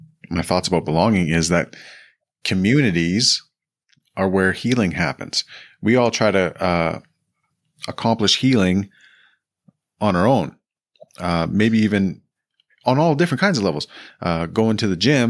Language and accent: English; Edmonton, Alberta, Canada; I'm from Edmonton. I'm from Alberta. Edmonton's the largest city I've lived in.